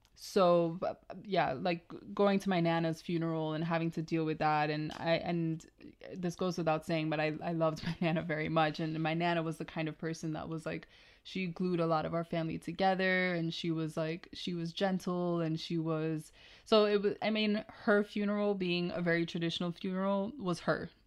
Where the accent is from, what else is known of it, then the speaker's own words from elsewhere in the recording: Jamaica; growing up in Jamaica